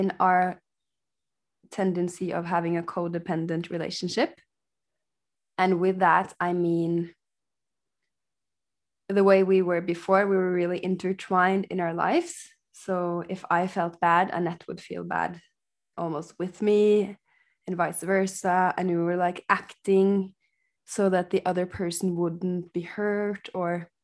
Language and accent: English; Norway; now in Portugal; We're sisters and we are from Norway, but I'm currently living in Portugal, visiting my dad in Spain